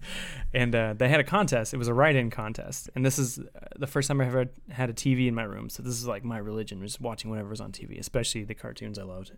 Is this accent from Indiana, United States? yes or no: yes; Indiana, United States